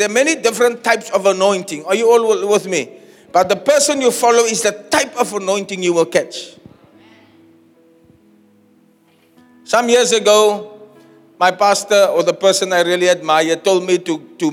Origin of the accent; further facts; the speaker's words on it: Uitzicht, Western Cape, South Africa; also born or lived in Elsies River; I was born in Elsies. I grew up in Uitzicht and I live near Chestnut Place.